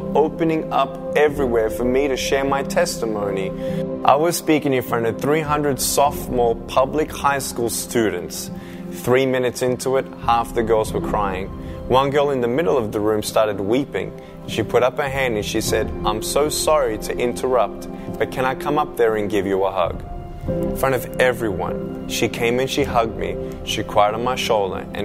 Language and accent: English; Melbourne, Victoria, Australia; I was born in Melbourne, Australia